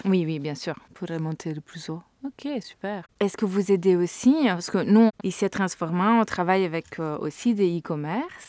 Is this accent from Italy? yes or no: yes; Italy; je suis italienne